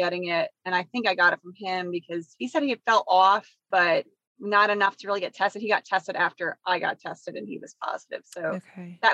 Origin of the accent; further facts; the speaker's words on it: New York, United States; now in Charlotte, United States; I hail from New York